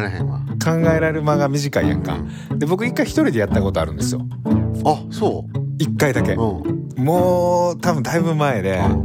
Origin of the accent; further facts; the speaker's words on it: Kyoto, Japan; まあ僕京都人なんですけど、まあ正直あの、山一個越えた とこなんで